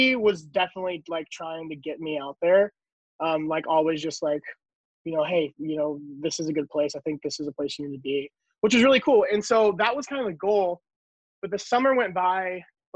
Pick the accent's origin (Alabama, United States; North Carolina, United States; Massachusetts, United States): North Carolina, United States; also born or lived in East Tennessee; We moved to North Carolina when I was 5